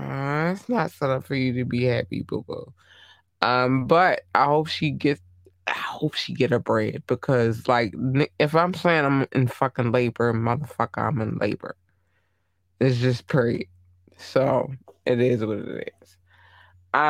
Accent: Maryland, United States; When you, as a Marylander, because I'm from Maryland, I will say this, it's, every state has a different situation, right?

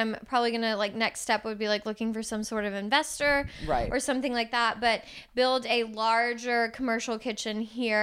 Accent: Houston, Texas, United States; I'm from Houston.

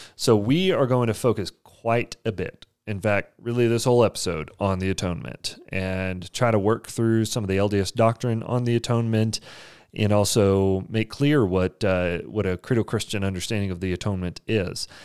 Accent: Amarillo, Texas, United States; I grew up in Amarillo, Texas

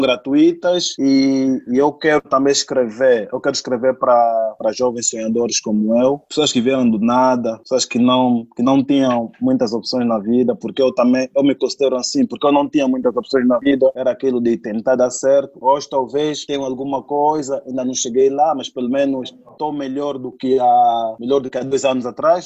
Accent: Cabinda, Angola; moved away; eu fui pra Angola, fui pra Cabinda, eu sou de Cabinda

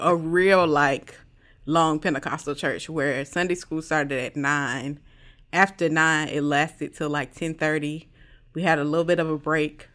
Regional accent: Jacksonville, Florida, United States; I'm from Jacksonville, Florida, uh, the best place to live in the world

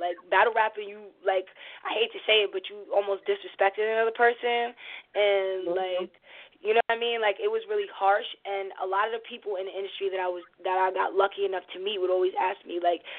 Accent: Long Island, New York, United States; I'm 25. I'm brown skinned, and I'm from Long Island.

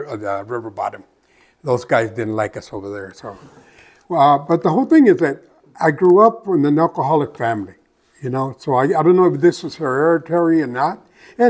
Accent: Phoenix, Arizona, United States; I come from West Phoenix. You know, I grew up there

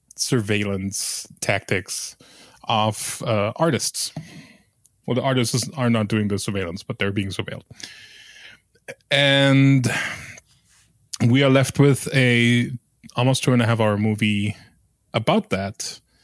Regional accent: West Germany, Germany; I grew up in West Germany

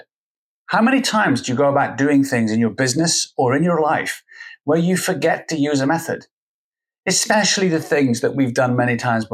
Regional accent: Scotland, United Kingdom; I'm Scottish and from the UK

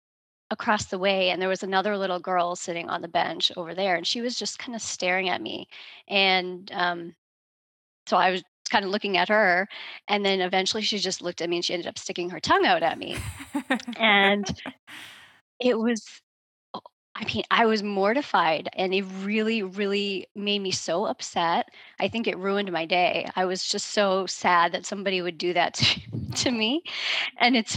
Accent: outside of Boston, Massachusetts, United States; I'm from outside of Boston, Massachusetts. That's where I grew up

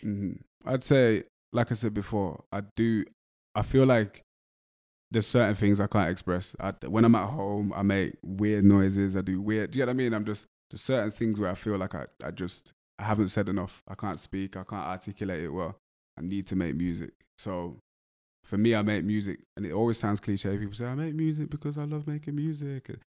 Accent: Wolverhampton, West Midlands, United Kingdom; accent: English; I grew up in Wolverhampton, so I was around a lot of Jamaican people

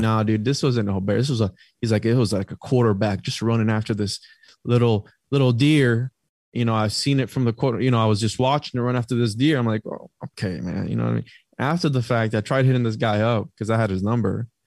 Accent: Puerto Rico; I'm from Puerto Rico

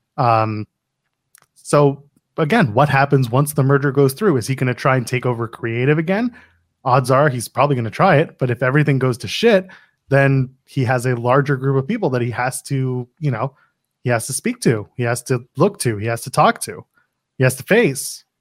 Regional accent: Canada; I am a Canadian

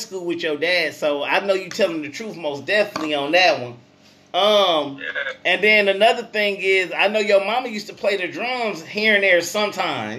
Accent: Flint, Michigan, United States; I'm from Flinttown, a.k.a. Bedrock

